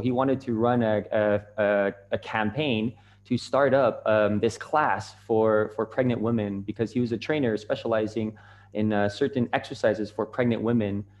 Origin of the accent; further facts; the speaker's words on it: Canada; moved away as an adult; also born or lived in Japan; I'm from Canada, and uh, I was living in Japan at the time